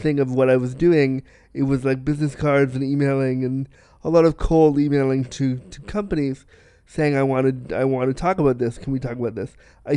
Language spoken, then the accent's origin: English; small town outside Toronto, Ontario, Canada; now in Toronto, Canada; a Canadian small town boy, which I was